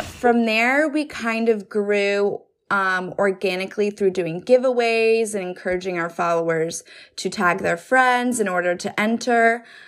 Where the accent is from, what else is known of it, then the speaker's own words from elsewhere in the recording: New Jersey, United States; now in New York City, United States; I'm originally from New Jersey, but I live in New York City